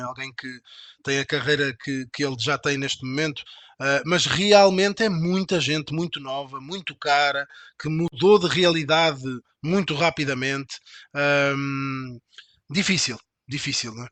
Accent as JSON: {"language": "Portuguese", "country": "Portugal", "said": "Eu sou, eu sou português"}